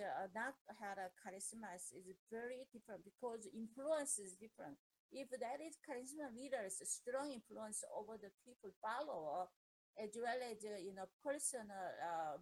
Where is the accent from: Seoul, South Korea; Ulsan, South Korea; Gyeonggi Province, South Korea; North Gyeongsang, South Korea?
North Gyeongsang, South Korea; Andong; English is a second language; moved away as an adult; now in United States; we came from Korea to America